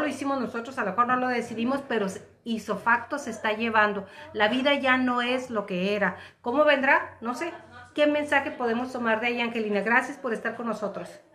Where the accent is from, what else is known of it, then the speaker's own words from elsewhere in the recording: Mexico; nosotros como mexicanos